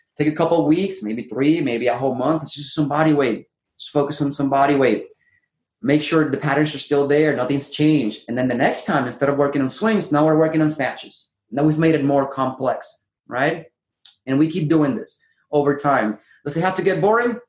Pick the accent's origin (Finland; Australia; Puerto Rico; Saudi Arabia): Puerto Rico; moved away as an adult; now in San Diego, United States; I grew up in Puerto Rico